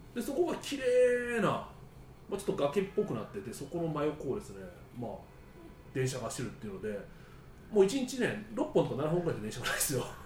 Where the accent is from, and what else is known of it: Japan; now in India